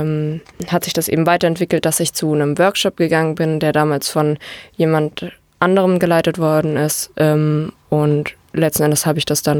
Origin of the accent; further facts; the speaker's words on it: Germany; Ich bin Deutsche, ich hier geboren, aufgewachsen und sozialisiert, deutsche Eltern, deutsche Großeltern durch und durch deutsch.